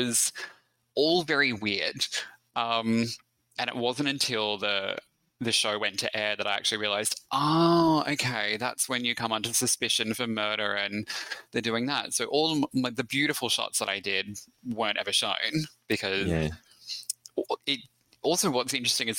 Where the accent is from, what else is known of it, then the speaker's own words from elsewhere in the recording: Australia; accent: Australian; also born or lived in Melbourne, Victoria; my Australian accent